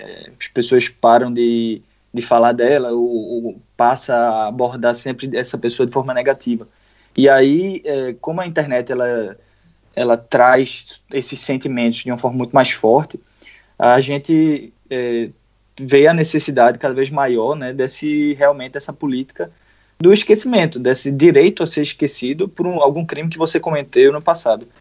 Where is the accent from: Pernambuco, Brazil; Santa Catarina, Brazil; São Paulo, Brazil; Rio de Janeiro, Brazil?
Pernambuco, Brazil; eu sou de Pernambuco